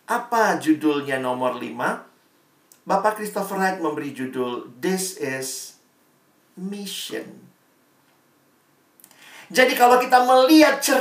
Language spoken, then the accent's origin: Indonesian; Indonesia; born there; Teman-teman dan saya kan nggak lahir di Palestina ya, kita nggak lahir di Israel. Kita lahirnya di Indonesia, berkarya di Indonesia